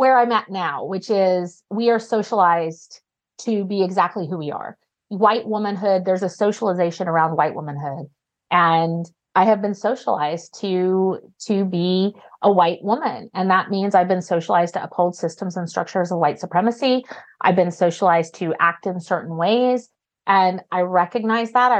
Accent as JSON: {"language": "English", "region": "Oklahoma", "country": "United States", "tie": "born or raised there", "also_born_or_lived": "Arkansas / Chicagoland, Illinois", "moved": "as an adult", "said": "I was born and raised in Oklahoma"}